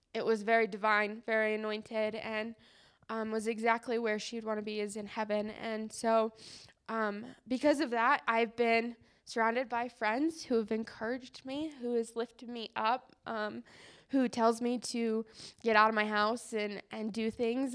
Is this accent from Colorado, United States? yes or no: yes; Colorado, United States; growing up around Colorado